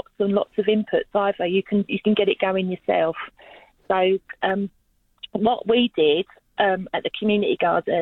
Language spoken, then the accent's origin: English; London, United Kingdom; now in Australia; as you probably get from my accent, I'm originally from London, and I grew up with growers